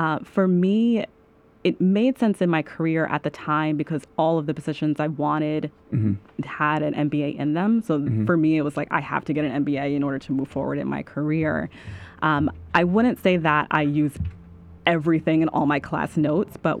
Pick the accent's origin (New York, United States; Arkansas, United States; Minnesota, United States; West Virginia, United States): New York, United States; New York City; I'm from Staten Island